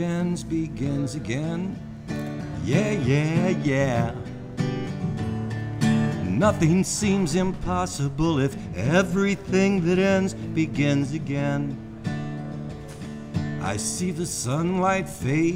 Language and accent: English; New Orleans, Louisiana, United States; Growing up in New Orleans, it's a port town